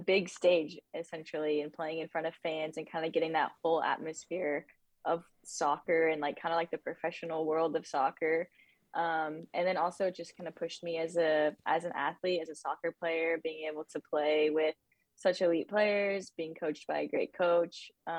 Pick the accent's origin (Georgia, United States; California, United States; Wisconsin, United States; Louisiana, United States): California, United States; also born or lived in St. George, Utah / Arizona; growing up in Southern California was very different from, you know, St. George, Utah, and then from St. George, Utah to Arizona.